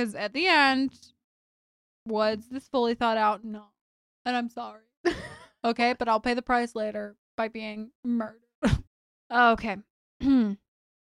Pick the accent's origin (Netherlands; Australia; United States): United States; Louisiana; Louisiana, which, as everybody knows, is my birthplace